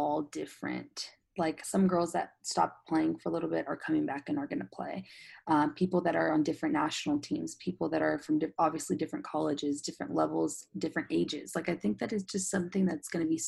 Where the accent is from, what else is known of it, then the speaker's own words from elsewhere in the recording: San Diego, California, United States; I'm from San Diego